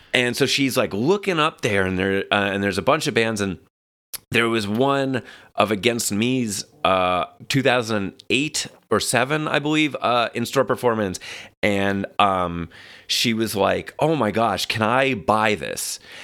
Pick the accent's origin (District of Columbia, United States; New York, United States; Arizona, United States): New York, United States; New York City; now in Los Angeles, United States; Staten Island, New York.